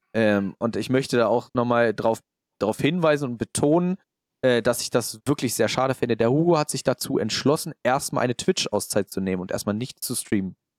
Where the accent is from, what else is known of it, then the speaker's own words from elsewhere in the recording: Hanover, Lower Saxony, Germany; bei uns in Hannover